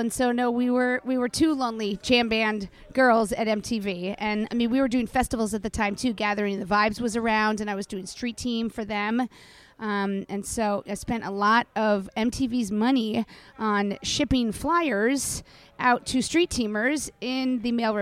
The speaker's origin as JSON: {"language": "English", "town": "New York City", "region": "New York", "country": "United States", "tie": "born or raised there", "said": "Sean and I grew up in the Dakota. We grew up in, obviously, his dad's building and John Lennon's building"}